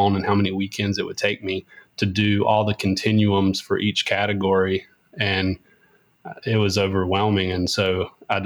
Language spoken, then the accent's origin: English; Whitsett, North Carolina, United States; moved away as an adult; also born or lived in Louisville, Kentucky / Raleigh, North Carolina; now in Winston-Salem, United States; I'm from Whitsitt, North Carolina, which is a small farm town, about 45 minutes west or east of where I'm at now in Winston-Salem